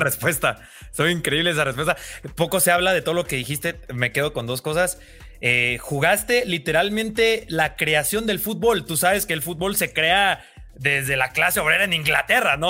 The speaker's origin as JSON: {"language": "Spanish", "country": "Mexico", "said": "soy de México"}